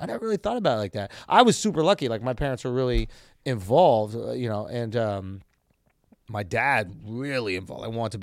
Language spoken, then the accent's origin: English; New York City, New York, United States; I grew up in Manhattan